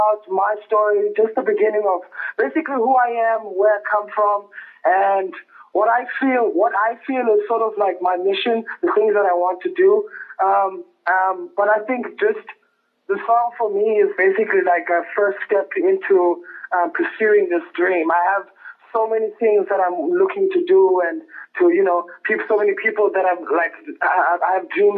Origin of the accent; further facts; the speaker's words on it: Lesotho; also born or lived in South Africa / Bloemfontein, South Africa / Durban, South Africa; now in Johannesburg, South Africa; I'm actually originally from Lesotho, in a village called Lekokwane, Tiani.